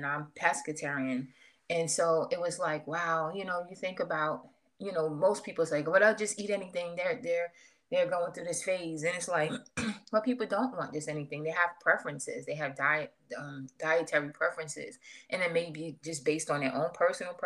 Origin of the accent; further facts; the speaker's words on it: New York City, New York, United States; now in Atlanta, United States; originally I'm from New York. From Queens, New York